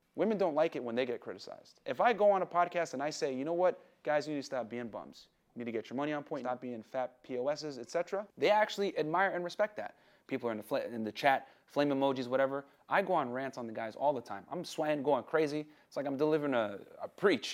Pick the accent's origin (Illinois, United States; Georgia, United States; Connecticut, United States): Connecticut, United States; New Britain; I grew up in New Britain, Connecticut